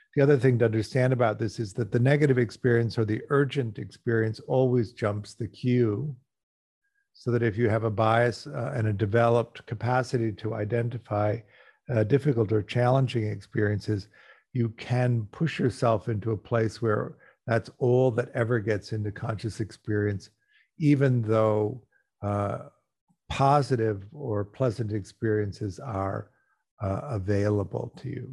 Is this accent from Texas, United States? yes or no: no; Los Angeles, California, United States; I'm talking to you from Los Angeles. I'm an American. I grew up here.